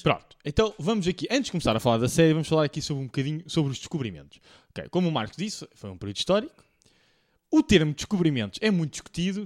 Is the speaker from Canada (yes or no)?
no; Portugal; eu sou português